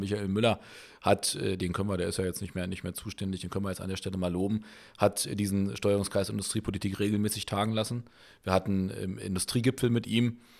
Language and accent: German; Berlin, Germany; Wir sind Urberliner